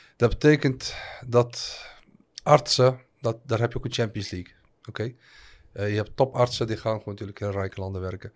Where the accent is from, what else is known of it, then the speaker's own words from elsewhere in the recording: Al Hoceima, Tanger-Tetouan-Al Hoceima, Morocco; moved away; also born or lived in Netherlands; Ik kom zo dus uit Al-Huzima. Het dorp waar ik ben geboren